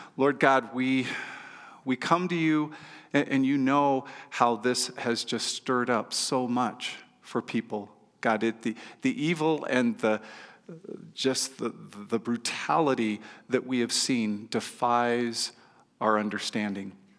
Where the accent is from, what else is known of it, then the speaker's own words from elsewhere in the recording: California, United States; moved away as an adult; now in Nevada, United States; I was from California